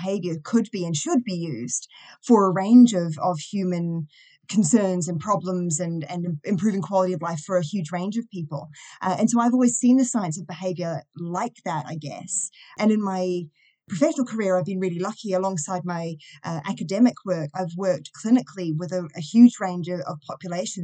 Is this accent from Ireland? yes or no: no; New Zealand; accent: Kiwi; also born or lived in Auckland, New Zealand; now in Wales, United Kingdom; I'm a Kiwi